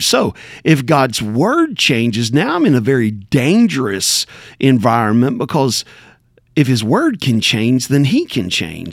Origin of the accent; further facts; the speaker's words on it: Backwoods, Tennessee, United States; I'm from Backwoods, Tennessee